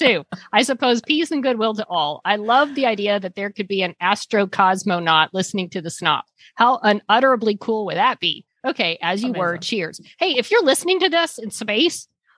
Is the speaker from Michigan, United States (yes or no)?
no; Texas, United States; now in Los Angeles, United States; my home state of Texas